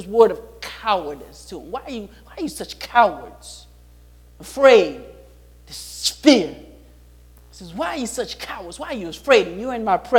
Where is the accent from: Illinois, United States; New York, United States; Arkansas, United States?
Illinois, United States; Chicago; I grew up in Chicago